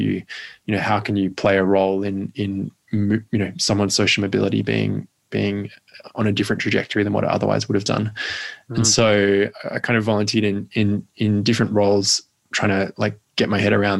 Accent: Perth, Western Australia, Australia; moved away as an adult; also born or lived in Melbourne; I grew up in Perth and then moved to Melbourne to go to uni

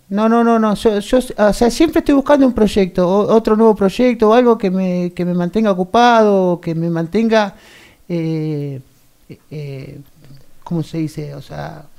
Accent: Bransen, Argentina; nací acá, pero me crié en el campo hasta los 12 años

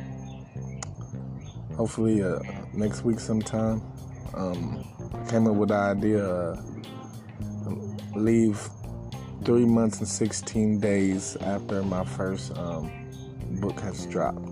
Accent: East Coast, Northeast, United States; also born or lived in Midwest / California; now in Florida, United States; the North East Coast, where I'm originally from. I was born in Midwest, raised in California / East Coast

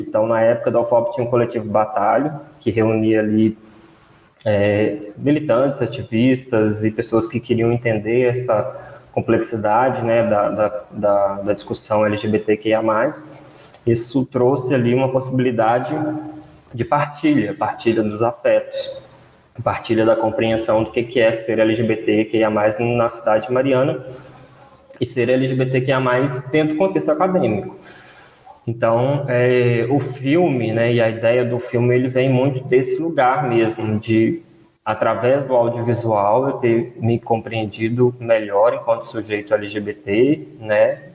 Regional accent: Brazil; nós ainda, enquanto brasileiros

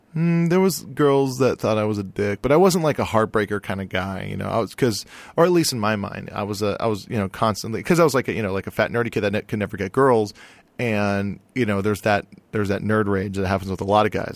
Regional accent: Hawaii, United States; now in Los Angeles, United States; I'm from Hawaii

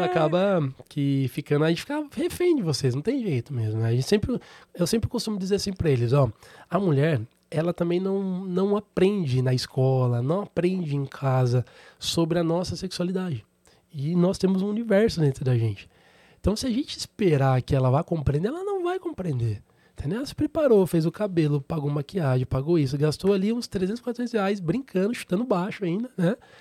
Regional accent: Sorocaba, São Paulo, Brazil; Sou natural de Sorocaba

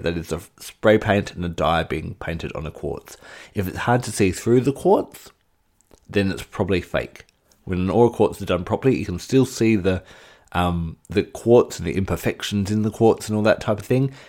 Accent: Australia; my home state of Australia

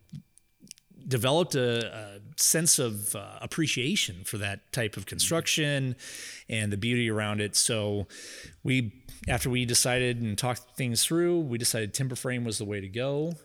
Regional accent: Louisville, United States; I was born and raised in Louisville

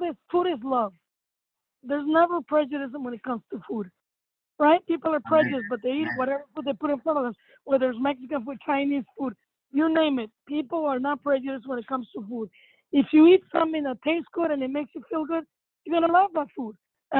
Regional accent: Cuba; moved away; And when we came here from Cuba, we had so many friends and family that took care of us.

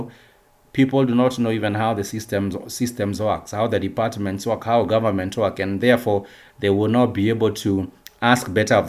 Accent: Kenya

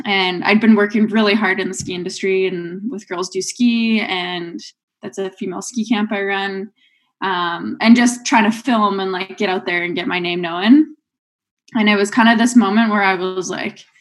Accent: Rossland, British Columbia, Canada; moved away as an adult; now in Revelstoke, Canada; growing up in Rosslyn

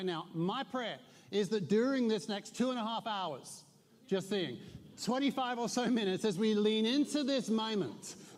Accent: Newmarket, East of England, United Kingdom; also born or lived in Suffolk; I'm from Newmarket, Suffolk, yet I know many of you are stunned by such a statement. You're already questioning the validity of such a statement because my accent doesn't sound like I'm from Suffolk. But I lived for 21 years in Suffolk.

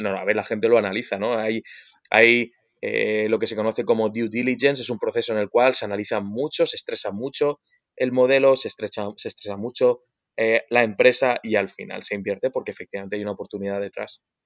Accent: Spain; nosotros como españoles

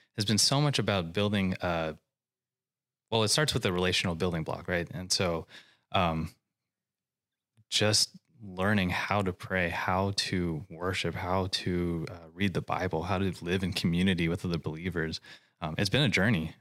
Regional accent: Hawaii, United States; moved away as an adult; now in California, United States; I grew up in Hawaii, and I came out here to California to go to school

